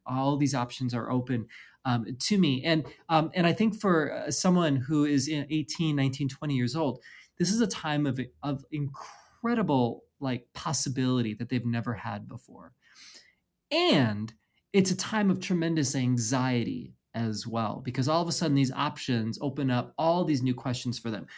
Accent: Midwest, United States; also born or lived in Chicagoland; now in West Coast, United States; I'm born and raised in the Midwest, um, spent some time in Chicagoland as well

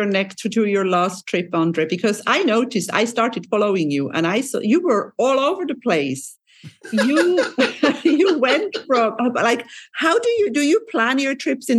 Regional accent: Lucerne, Switzerland; my hometown in Lucerne in Switzerland

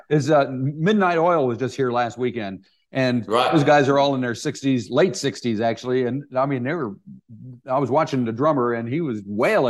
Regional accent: United States; moved away as an adult; now in New Zealand; I'm American, but I came here in 94.

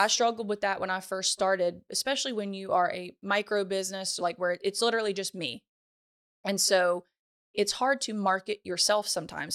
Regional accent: Ponchatoula, Louisiana, United States; I'm from Ponchatoula, Louisiana

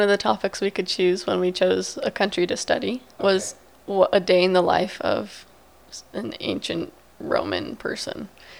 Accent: Virginia Beach, Virginia, United States; Well, I'm from the Virginia Beach, so I'm from the beach.

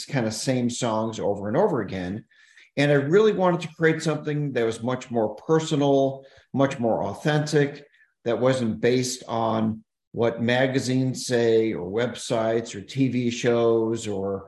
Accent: Chicago, Illinois, United States; also born or lived in Kalamazoo, Michigan; I'm actually from Chicago originally

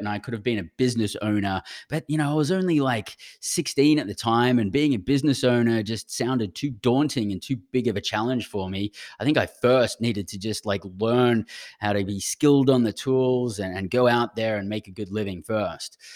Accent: Brisbane, Queensland, Australia; accent: Australian; moved away as an adult; now in United States; I actually grew up in Brisbane.

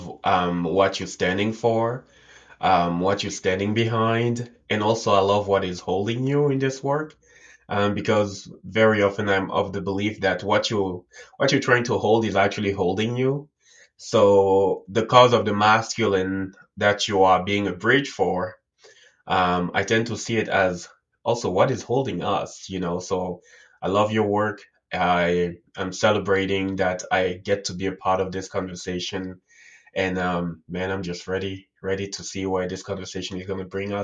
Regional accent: Cameroon; I was born and raised in Africa, and in Cameroon, it's somewhere in Central Africa. And I grew up there.

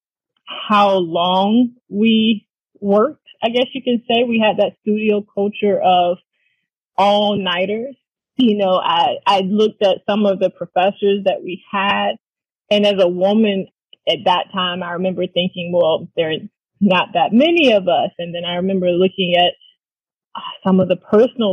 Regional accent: Hampton Roads, Virginia, United States; I grew up in Hampton Roads, which is also right down the street from Norfolk State

